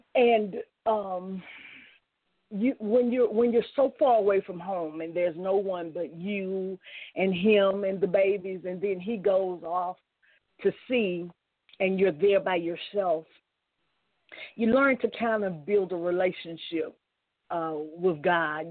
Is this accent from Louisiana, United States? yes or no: yes; Shreveport, Louisiana, United States; I grew up in Shreveport, Louisiana